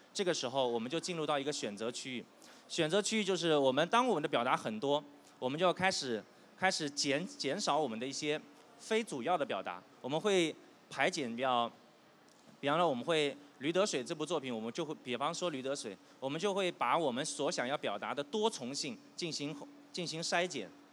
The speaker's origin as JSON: {"language": "Chinese", "region": "southern China", "country": "China", "moved": "yes", "said": "我是一个南方人，我们家里呢有很多做生意的"}